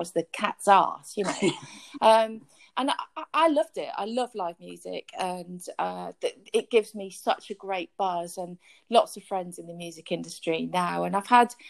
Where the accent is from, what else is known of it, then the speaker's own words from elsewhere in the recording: Wolverhampton, West Midlands, United Kingdom; moved away as an adult; also born or lived in London / Japan; I'm from Wolverhampton